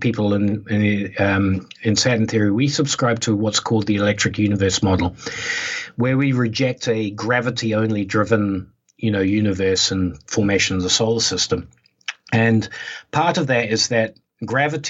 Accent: New Zealand; I was brought up in New Zealand

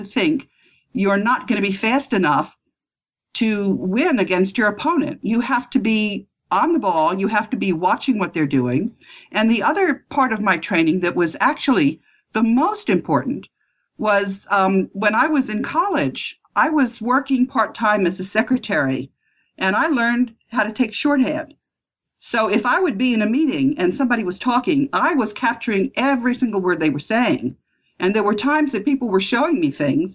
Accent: United States

